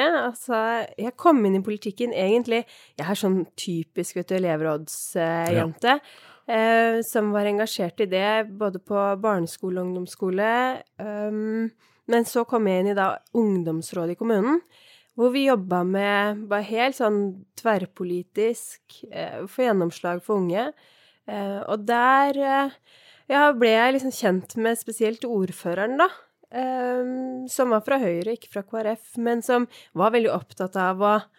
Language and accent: Norwegian; Oppegård, Viken, Norway; jeg har vokst opp på Tårnåsen i Oppegård, eller Nordre Follo som det nå heter